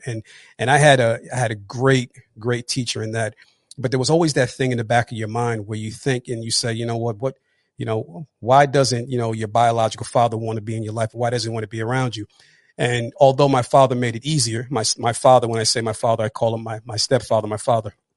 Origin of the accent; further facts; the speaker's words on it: New Jersey, United States; also born or lived in Atlanta; I'm actually from New Jersey, born and raised.